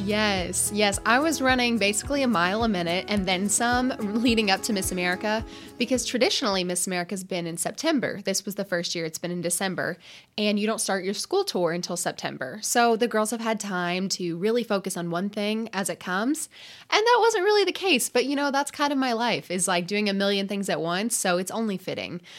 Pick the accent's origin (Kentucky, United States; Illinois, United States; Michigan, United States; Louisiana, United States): Kentucky, United States; Lexington; I grew up in Lexington